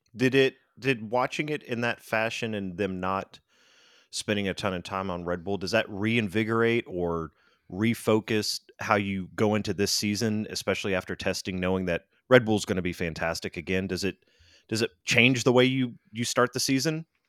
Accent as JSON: {"language": "English", "region": "Louisiana", "country": "United States", "also_born_or_lived": "Florida", "moved": "yes", "lives_now": "Texas, United States", "said": "I'm from Louisiana"}